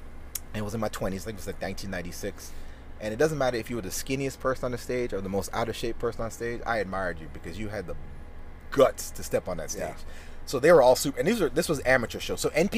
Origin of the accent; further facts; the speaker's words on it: Ireland; now in United States; I knew I was loved and cherished growing up in Ireland. So that's not something we use. When we came to America, people were like, "I love you."